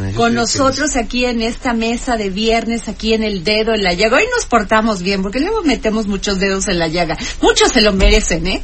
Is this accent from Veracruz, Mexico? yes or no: yes; Veracruz, Mexico; yo soy veracruzana